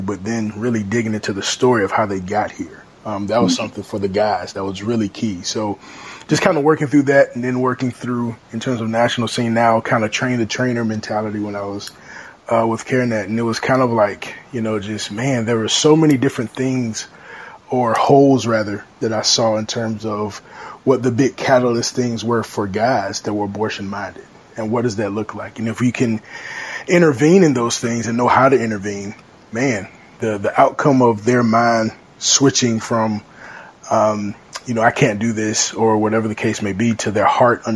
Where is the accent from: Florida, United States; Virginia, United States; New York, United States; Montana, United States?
Virginia, United States; Chesapeake; moved away as an adult; now in Raleigh, United States; I'm originally from Chesapeake, Virginia, but I now reside in Raleigh, North Carolina